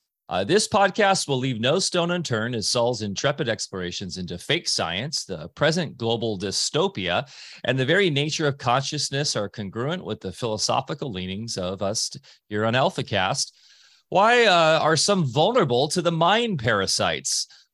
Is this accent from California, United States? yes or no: yes; California, United States; I grew up on the Wedge because that's where I'm from, and that's why I grew up as what surfers would classically call a sponger and a body surfer because of that, those kind of breaks.